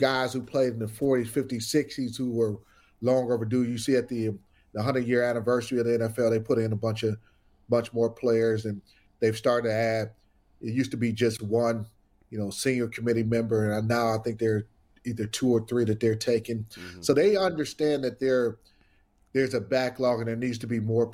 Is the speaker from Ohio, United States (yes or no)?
yes; Cleveland, Ohio, United States; I grew up a diehard Browns fan. I definitely would have had a lot of interest of playing in my hometown